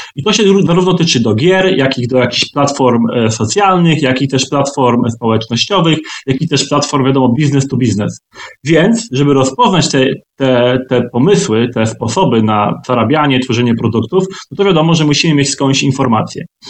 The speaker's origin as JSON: {"language": "Polish", "town": "Twardogóra", "region": "Lower Silesian Voivodeship", "country": "Poland", "also_born_or_lived": "Wrocław", "moved": "as an adult", "lives_now": "London, United Kingdom", "said": "pochodzę w sumie z Wrocławia, spod Wrocławia, z takiej małej miejscowości o nazwie Twardogóra"}